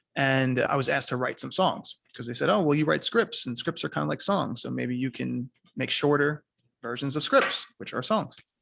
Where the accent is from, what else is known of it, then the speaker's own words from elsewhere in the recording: New York, United States; now in Costa Rica; I was raised in New York